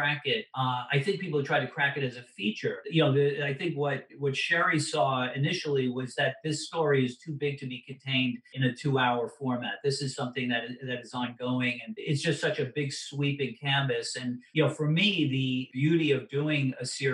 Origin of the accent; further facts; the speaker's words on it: New York City, New York, United States; I grew up in Brooklyn.